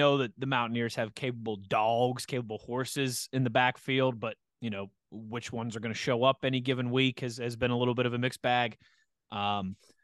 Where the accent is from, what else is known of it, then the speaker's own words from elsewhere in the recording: Western Pennsylvania, United States; I grew up in Western Pennsylvania